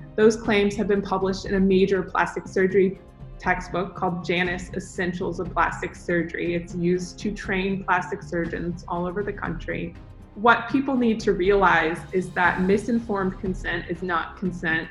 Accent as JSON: {"language": "English", "town": "Dallas", "region": "Texas", "country": "United States", "tie": "born or raised there", "said": "I grew up in Dallas, Texas"}